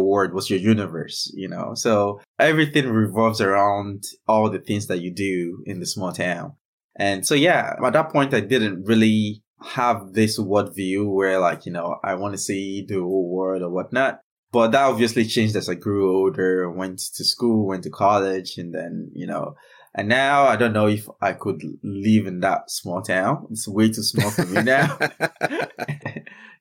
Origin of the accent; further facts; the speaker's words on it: Nigeria; moved away as an adult; also born or lived in Lagos, Nigeria / Chicago, United States; I grew up in Nigeria, and which explains why my work is in Nigeria, right? I grew up in a small town 6 hours away from Lagos